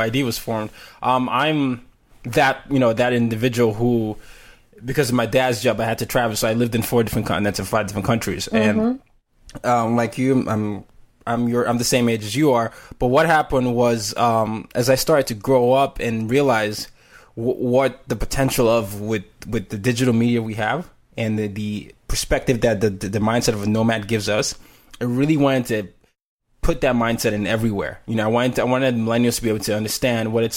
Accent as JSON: {"language": "English", "country": "Nigeria", "moved": "yes", "lives_now": "United States", "said": "I'm Nigerian"}